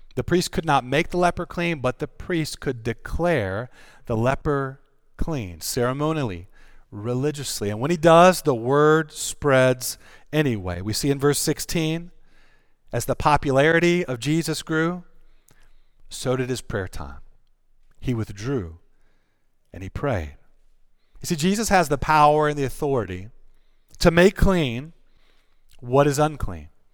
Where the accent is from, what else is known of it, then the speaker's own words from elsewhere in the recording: North Carolina, United States; I'm from North Carolina. We do pork down there